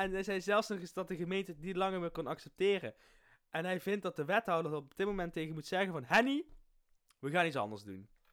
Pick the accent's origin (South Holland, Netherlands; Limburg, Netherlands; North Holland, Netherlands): Limburg, Netherlands; accent: Limburgish; mijn limburgse accent